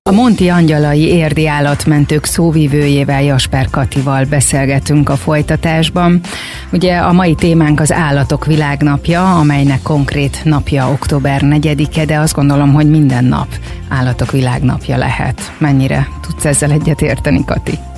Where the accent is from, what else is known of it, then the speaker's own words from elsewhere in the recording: Érd, Pest, Hungary; én ugye itt nőttem föl érden